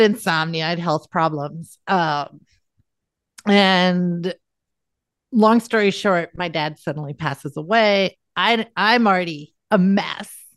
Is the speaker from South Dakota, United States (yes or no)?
yes; South Dakota, United States; I'm from South Dakota